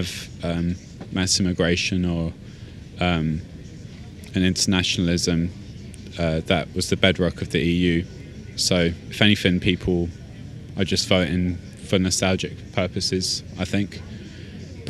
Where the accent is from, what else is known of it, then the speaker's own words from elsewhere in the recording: London, United Kingdom; I see myself as a Londoner, and I grew up in a multicultural environment.